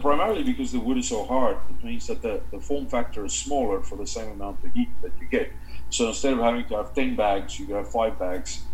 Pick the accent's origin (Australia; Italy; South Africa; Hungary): South Africa; now in Canada; what we grew up with in Africa